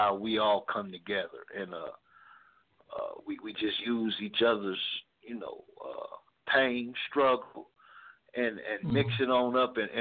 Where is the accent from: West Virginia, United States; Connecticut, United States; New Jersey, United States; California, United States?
California, United States; Los Angeles; We're from Watts, California. We're about the Nickerson Garden Projects